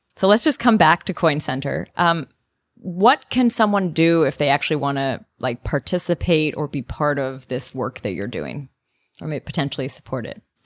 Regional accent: Canada; now in Germany; I'm Canadian living in Germany

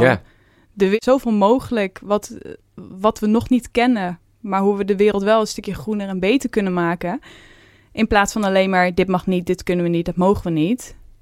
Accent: Veluwe, Gelderland, Netherlands; Dus ik kom ook van de Veluwe.

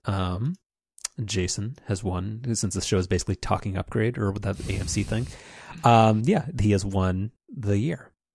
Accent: United States; I'm an American consumer

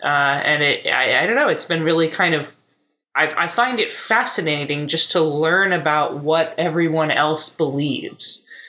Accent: United States; as an American

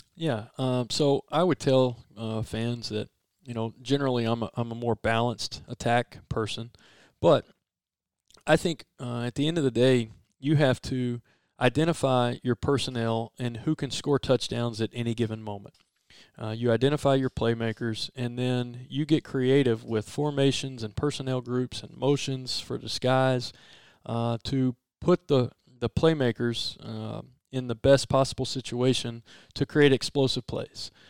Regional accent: Port Arthur, Texas, United States; also born or lived in Nederland, Texas; now in Starkville, United States; my family are, are, are, all coaches back in Southeast Texas. I was born in Port Arthur. I went to Nederland High School

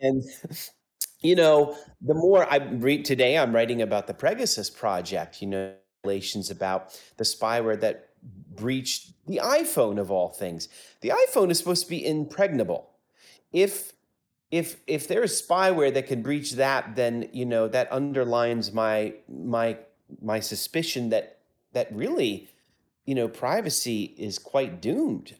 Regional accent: United States; I grew up in the States, in the United States

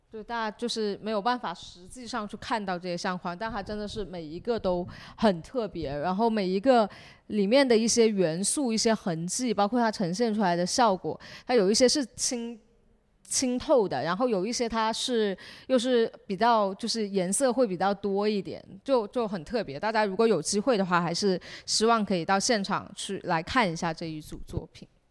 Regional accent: Shenzhen, Guangdong, China; 我们是在这长大

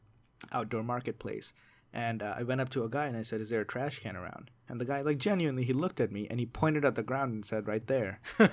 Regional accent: India; moved away; I grew up in India.

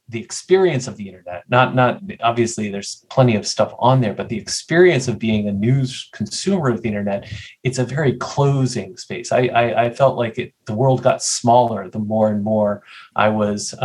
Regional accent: Nashville, Tennessee, United States; I grew up in Nashville, Tennessee, which had one pretty bad morning paper.

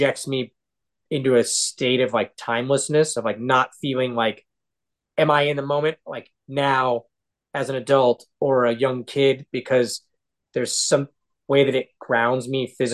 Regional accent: Seattle, Washington, United States; I grew up in Seattle, and that was sort of my church.

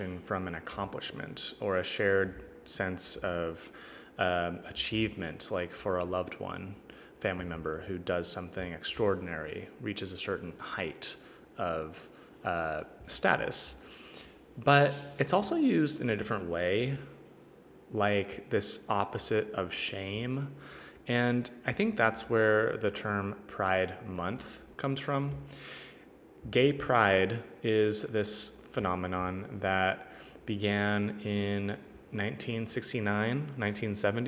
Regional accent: Northern California, United States; growing up in Northern California

